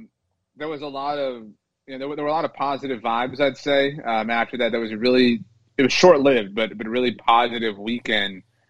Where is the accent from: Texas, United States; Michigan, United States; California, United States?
Texas, United States; Rio Grande Valley, South; moved away; So from the Rio Grande Valley, so South Texas, deep South Texas, and down near the border of Mexico. And that's, you know, where my family and I live now. Mm-hmm. Came back home a few years ago